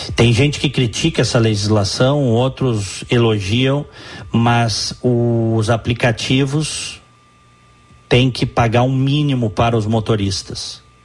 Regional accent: Rio Grande do Sul, Brazil; tá falando um gaúcho, tá? Que ama o seu estado e a sua cidade

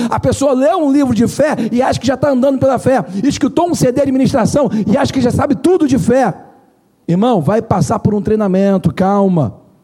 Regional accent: Brazil; a gente é brasileiro

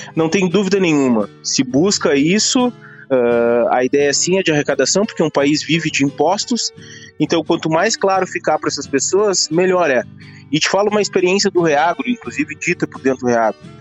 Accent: Rio Grande do Sul, Brazil; Eu sou gaúcho

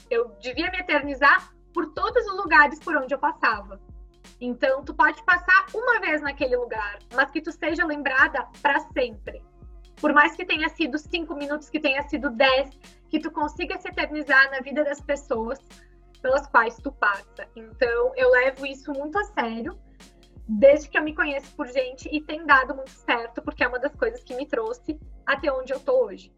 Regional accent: Farroupilha, Rio Grande do Sul, Brazil; nasci e me criei em Farroupilha e sigo aqui por enquanto

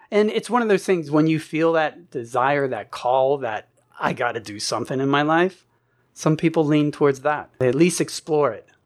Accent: East Coast, United States; And I grew up on the East Coast. I said, no, nah, I'm done with the East Coast.

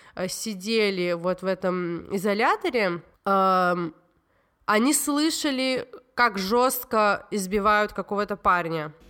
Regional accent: Tbilisi, Georgia; я из Грузии, и я росла

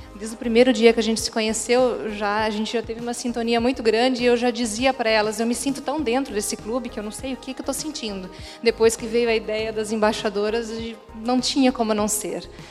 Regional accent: Joinville, Santa Catarina, Brazil; now in Balneário Camboriú, Brazil; não sou daqui, sou de Joinville, mas moro aqui há algum tempo

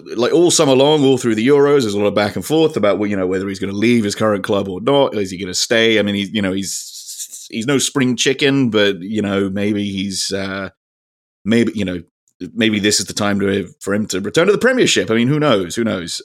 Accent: United Kingdom; we're British

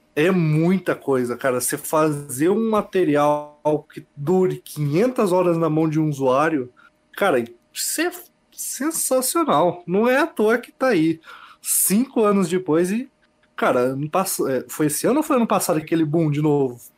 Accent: Bela Vista do Paraíso, Paraná, Brazil; now in Londrina, Brazil; Sou de Bela Vista do Paraíso atualmente, moro em Londrina

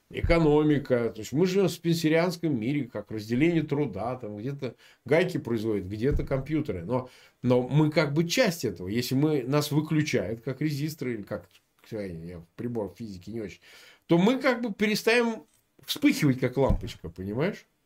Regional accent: Samara, Samara Oblast, Russia; born there; Слушай, я вот родился в Самаре, да, прежний Куйбышев.

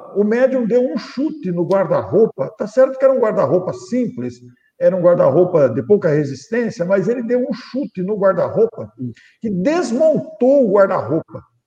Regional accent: Mineiros do Tietê, São Paulo, Brazil; now in Matão, Brazil; Passei toda a minha infância, adolescência, mocidade, passei lá.

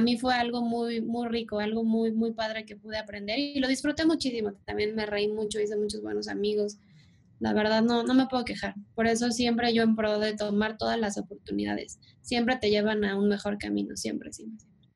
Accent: Mexico City, Mexico; yo soy de Ciudad de México

